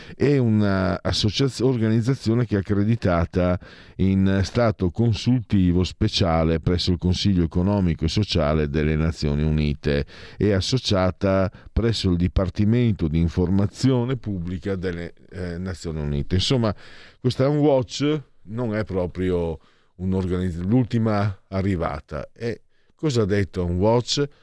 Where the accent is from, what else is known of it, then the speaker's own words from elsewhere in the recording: Triveneto, Italy; vengo dal Triveneto